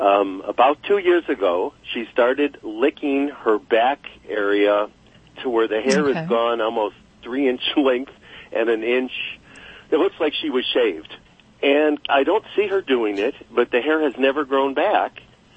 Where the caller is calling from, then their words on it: Los Angeles, California, United States; In Los Angeles, California.